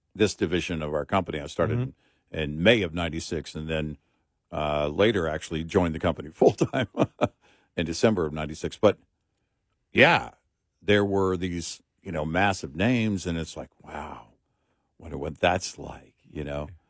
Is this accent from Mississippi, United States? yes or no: no; Texas, United States; we're from Texas